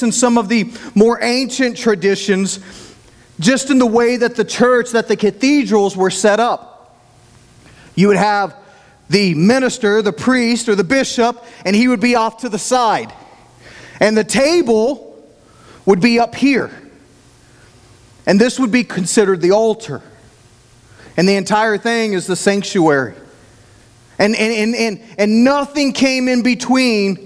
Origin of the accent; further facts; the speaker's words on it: Oklahoma, United States; accent: Oklahoma; I'm from Oklahoma